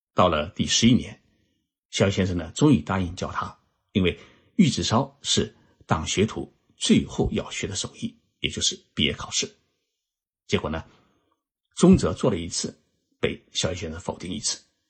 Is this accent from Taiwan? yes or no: no; China; now in Japan; 能够在我们中华人民共和国成立七十周年之前到日本研修考察